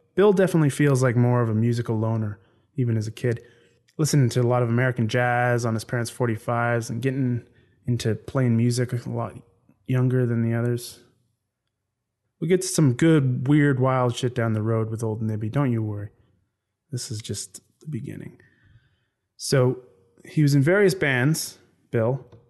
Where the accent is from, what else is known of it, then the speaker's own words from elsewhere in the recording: Canada; now in Ireland; I'm from Canada originally